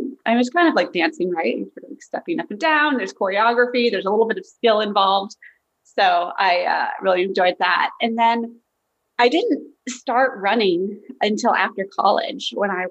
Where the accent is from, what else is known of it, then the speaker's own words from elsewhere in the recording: Fairfax County, Virginia, United States; I grew up in Fairfax County, Virginia. I still live there today, so born and raised